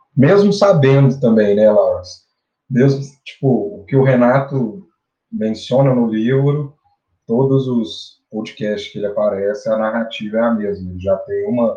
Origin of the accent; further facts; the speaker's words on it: Araxá, Minas Gerais, Brazil; vindo do interior, do interior de Minas Gerais, sou de Araxá